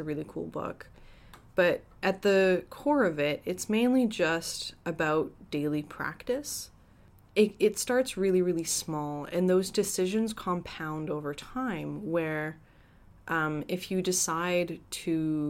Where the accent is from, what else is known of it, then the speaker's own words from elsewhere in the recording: Edmonton, Alberta, Canada; So, like, I'm originally from Edmonton, right?